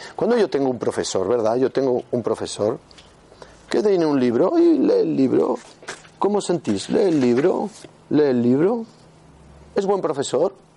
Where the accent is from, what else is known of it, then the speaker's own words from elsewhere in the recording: Huesca, Aragon, Spain; soy de Huesca